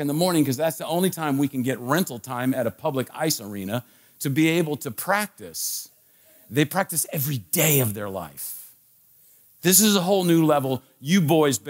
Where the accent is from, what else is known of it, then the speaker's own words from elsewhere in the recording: Washington, District of Columbia, United States; I was a kid, growing up in the Washington, D.C. area